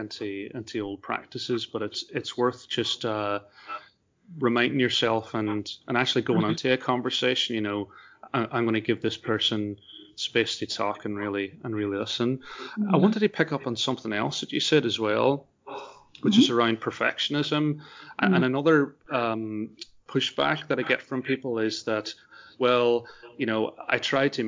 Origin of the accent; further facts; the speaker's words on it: Ireland; as an Irishman